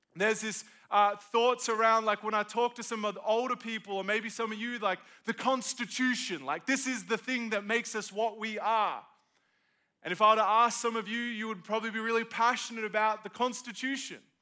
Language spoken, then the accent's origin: English; Australia; now in South Carolina, United States; I'm from Australia, moved to be a part of living in good old South Carolina